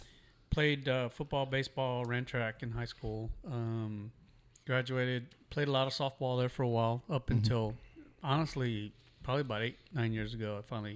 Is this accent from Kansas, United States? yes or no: no; San Antonio, Texas, United States; moved away as an adult; now in Devine, United States; born and raised in San Antonio. Was there, moved out here about 13 years ago. Went to John Jay High School, graduated back in 85.